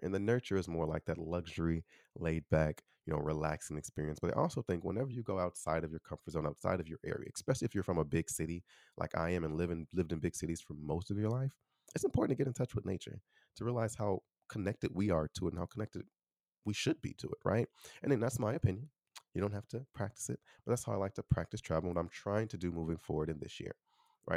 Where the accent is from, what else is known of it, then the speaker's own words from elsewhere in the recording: Chicago, Illinois, United States; moved away as an adult; also born or lived in Taiwan; now in Austin, United States; I'm from Chicago.